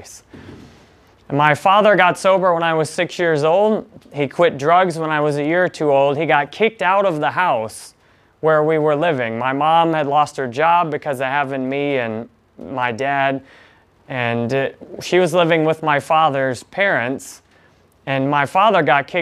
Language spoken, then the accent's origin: English; Detroit, Michigan, United States; I was born in Michigan in near Detroit in 1984